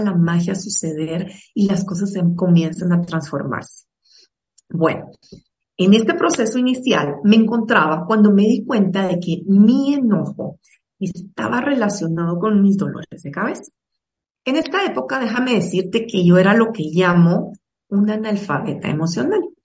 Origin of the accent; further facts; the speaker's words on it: Guatemala; soy guatemalteca